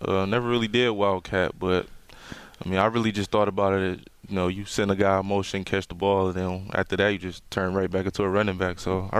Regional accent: Detroit, Michigan, United States; I'm from Detroit, Michigan. Graduated from Cass Tech

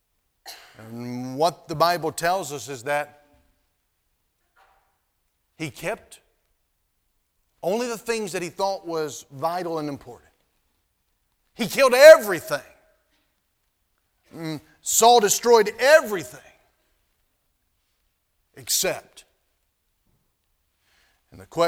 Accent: North Carolina, United States; moved away; where I was living, where I grew up in North Carolina

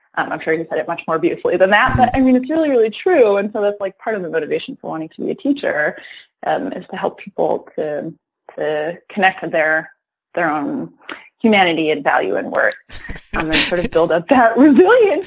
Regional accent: Rochester, New York, United States; also born or lived in Ithaca, New York; now in Detroit, United States; after I grew up in Rochester, then I my family moved to Ithaca

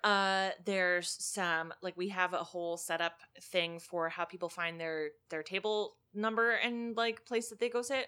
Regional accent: Pennsylvania, United States; now in Illinois, United States; Pennsylvania, my home state

